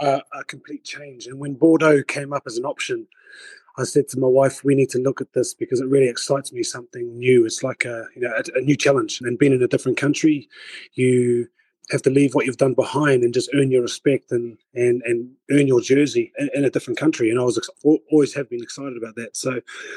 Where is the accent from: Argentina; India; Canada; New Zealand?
New Zealand; moved away as an adult; also born or lived in England; growing up in New Zealand